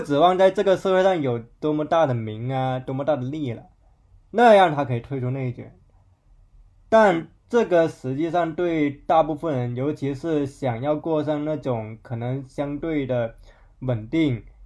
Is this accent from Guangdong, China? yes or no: yes; Zhanjiang, Guangdong, China; moved away; 我老家湛江，可能我说它可能属于广东境内的三线城市